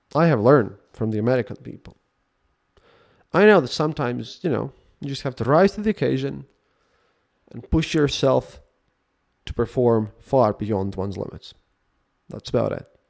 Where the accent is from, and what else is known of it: Latvia; English is a second language